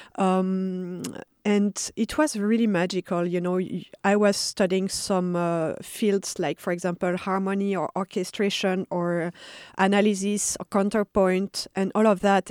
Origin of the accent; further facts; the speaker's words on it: Paris, Île-de-France, France; moved away; I was born in Paris, and I, uh, mostly grew up, uh, in the suburbs